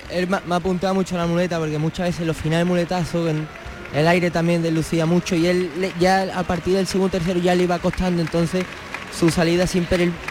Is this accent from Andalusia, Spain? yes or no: yes; Seville, Andalusia, Spain; nosotros que somos de aquí de Sevilla.